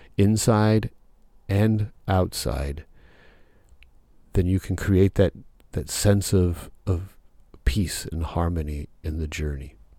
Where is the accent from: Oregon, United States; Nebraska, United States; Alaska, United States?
Nebraska, United States; now in Southern California, United States; where I grew up in Nebraska